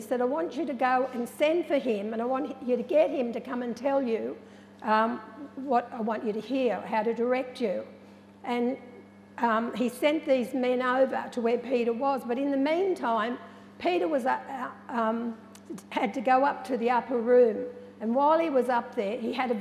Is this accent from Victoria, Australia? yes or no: no; Narrandera, New South Wales, Australia; growing up in Narendra and being a part of an Aboriginal community